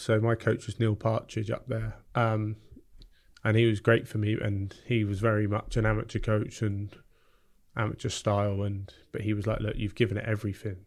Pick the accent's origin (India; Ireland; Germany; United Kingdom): United Kingdom; Bournemouth, South West England; also born or lived in Epsom / South London; we moved down to Bournemouth when I was three years old